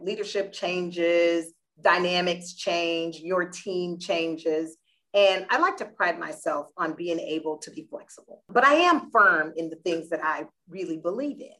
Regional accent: Deerfield Beach, Florida, United States; moved away as an adult; I am originally from South Florida, little town called Deerfield Beach. Left home 1988, went to college

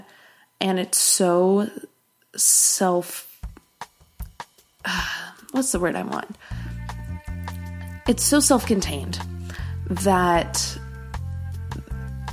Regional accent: California, United States; We're all from California

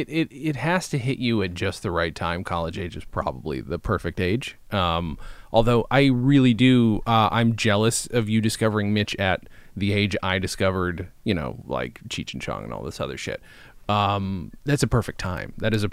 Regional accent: upstate New York, United States; Growing up in a small town, as I also did, for me, it was upstate New York.

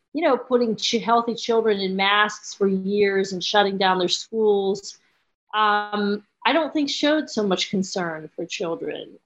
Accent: Pittsburgh, Pennsylvania, United States; I grew up in Pittsburgh

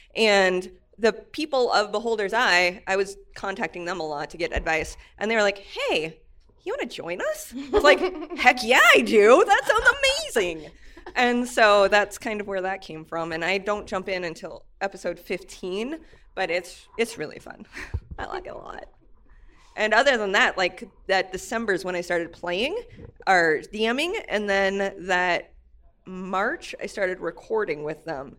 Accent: Nebraska, United States; I'm from Nebraska

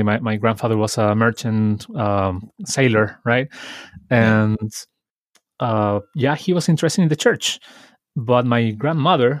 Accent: Santiago, Santiago Metropolitan Region, Chile; also born or lived in Villa Alemana; I'm also from Chile, as Danny. I was born in this town, in Villa Alemana, but I grew up in Santiago, which is the capital city in Chile.

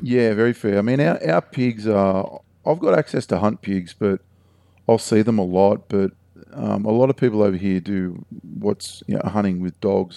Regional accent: Heathcote, Australia; where I grew up in Heathcote

